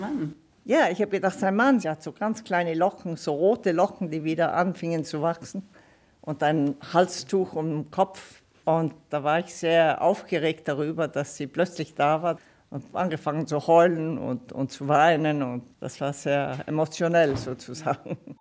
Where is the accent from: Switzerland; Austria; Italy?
Italy; born or raised there; first language Italian; German is a second language; moved away; also born or lived in Leutstetten, Bavaria / Luxembourg / Brixen / Florence